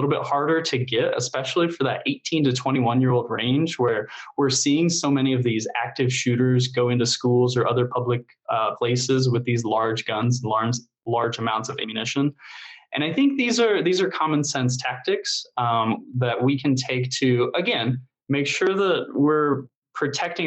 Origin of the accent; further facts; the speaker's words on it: Indiana, United States; I grew up here in Indiana